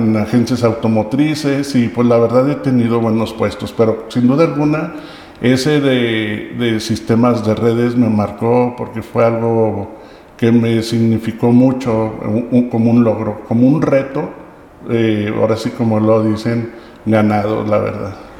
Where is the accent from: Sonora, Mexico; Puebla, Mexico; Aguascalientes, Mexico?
Aguascalientes, Mexico; Soy originario de Aguascalientes